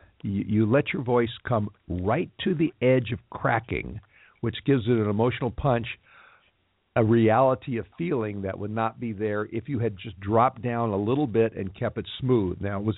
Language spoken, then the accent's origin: English; Los Angeles, California, United States; as this is my hometown